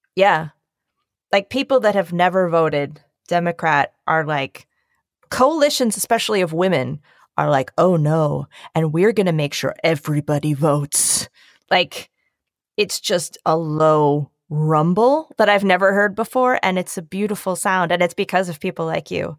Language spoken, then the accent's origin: English; Bucks County, Pennsylvania, United States; also born or lived in Northeast Philadelphia; now in New York City, United States; I am from Bucks County, Pennsylvania